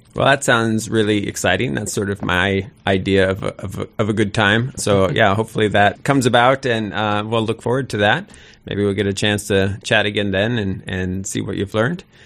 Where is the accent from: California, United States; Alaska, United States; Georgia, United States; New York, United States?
Alaska, United States; Sitka; I'm from Sitka, and Sitka is the only place that I really wanna live